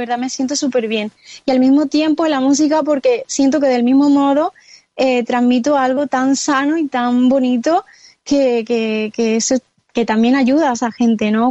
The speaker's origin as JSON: {"language": "Spanish", "town": "Córdoba", "region": "Andalusia", "country": "Spain", "tie": "born or raised there", "moved": "yes", "lives_now": "Madrid, Spain", "said": "actualmente estoy en mi tierra natal, que está situada en el sur de España, en, Córdoba"}